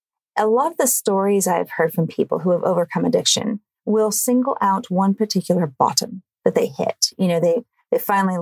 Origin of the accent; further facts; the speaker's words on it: California, United States; now in Melbourne, Australia; I'm from California, but I live in Melbourne, Australia